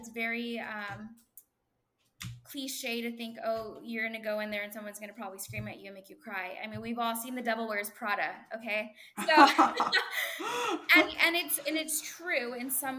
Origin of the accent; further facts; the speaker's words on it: the Rio Grande Valley, Texas, United States; I'm a huge Texas girl to the heart. I'm from the Valley originally.